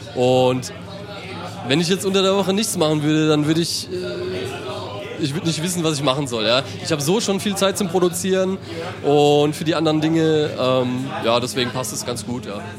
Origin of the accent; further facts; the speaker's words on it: Mannheim / Heidelberg / Ludwigshafen, Rhine-Neckar, Germany; bei uns in Mannheim